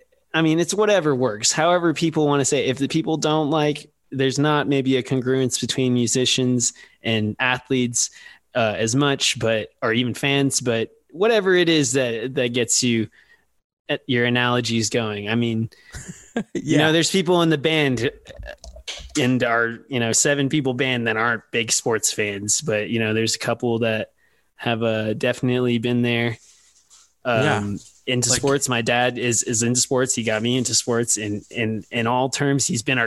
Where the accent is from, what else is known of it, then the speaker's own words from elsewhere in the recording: San Antonio, Texas, United States; I'm a huge basketball fan, and I'm from Spurs, San Antonio